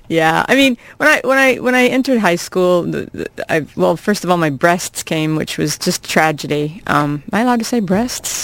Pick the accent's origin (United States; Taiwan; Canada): United States; Iowa; moved away as an adult; I grew up in Iowa, and uh, I'm 40. I've uh, I've actually been away from Iowa for half of my life